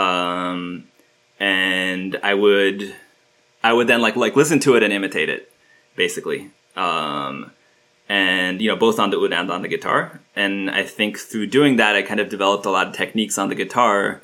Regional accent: Istanbul, Turkey; I grew up in Istanbul. My dad is Turkish and my mom is American

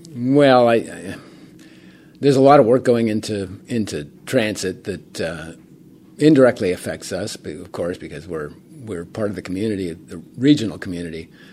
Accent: Portola Valley, California, United States; I actually grew up in town

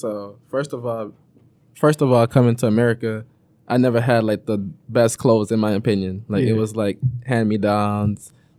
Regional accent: Florida, United States; also born or lived in Ivory Coast / Minneapolis, Minnesota; now in Detroit, United States; My mom relocates to Florida. So I stayed in Florida the most of my life. Oh, okay. I'm from Florida.

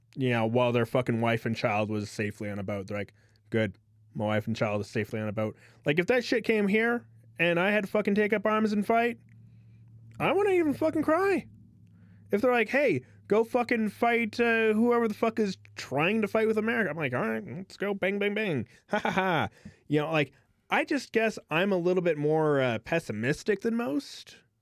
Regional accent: United States; as an American

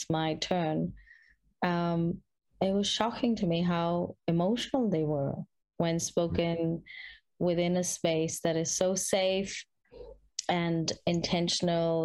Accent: India; moved away; growing up in India

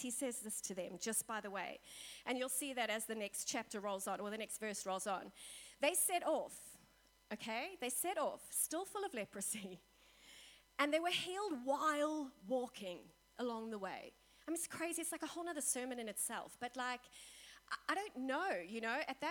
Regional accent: South Africa; we in South Africa

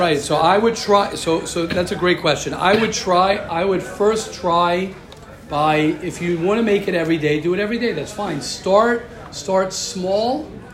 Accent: United States; moved away; I'm American

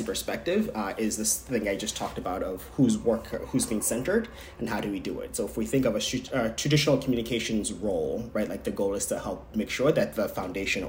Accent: Nigeria; moved away; I, as a Nigerian person

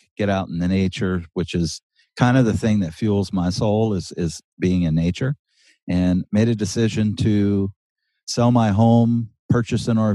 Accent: South Louisiana, United States; moved away as an adult; now in Oregon, United States; I'm from South Louisiana, so it's very flat, it's wet, it's hot, it's humid

